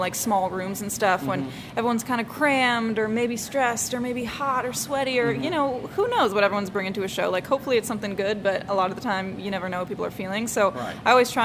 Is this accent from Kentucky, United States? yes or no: no; Baltimore, Maryland, United States; moved away; I was born and raised in Baltimore